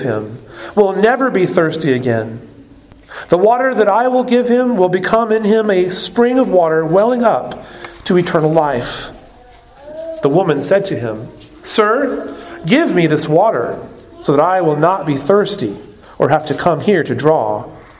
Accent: Arizona, United States; moved away; I grew up in Arizona

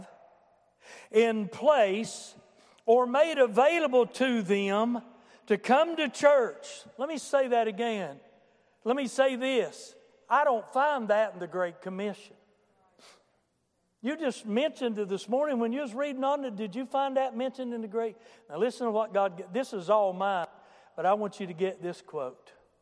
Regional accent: United States; I'm from Boone County

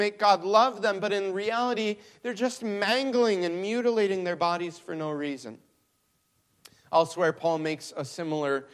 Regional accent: Mexico; now in Michigan, United States; I grew up in Mexico

